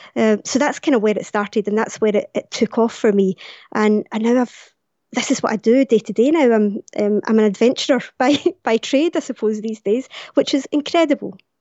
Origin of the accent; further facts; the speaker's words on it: Glasgow, Scotland, United Kingdom; it was coming to Glasgow, it was coming to my hometown